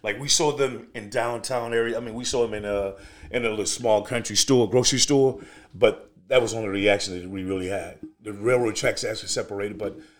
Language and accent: English; Cumberland, Mississippi, United States; Basically, I grew up in Cumberland, Mississippi. This is 55 South, right off the state line of Memphis, Tennessee.